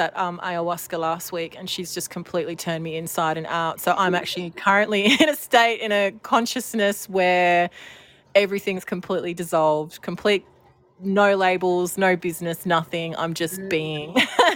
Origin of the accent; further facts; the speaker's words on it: Welsh, Wales, United Kingdom; I'm a Welsh shaman